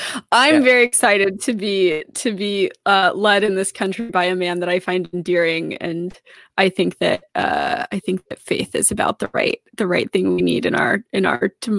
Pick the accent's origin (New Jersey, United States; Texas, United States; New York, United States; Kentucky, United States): Texas, United States; I'm a Texan